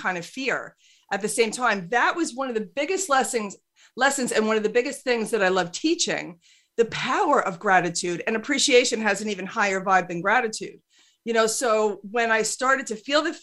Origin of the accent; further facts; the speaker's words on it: New York, United States; I'm 100% Irish. I'm not Italian, but I'm a New Yorker